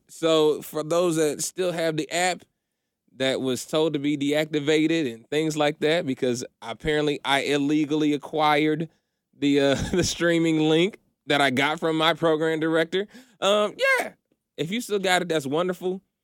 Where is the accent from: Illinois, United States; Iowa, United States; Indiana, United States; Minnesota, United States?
Indiana, United States; moved away as an adult; also born or lived in Philippines; now in Atlanta, United States; moved to Indiana when I was, like, maybe one or two years old, and that's my childhood home.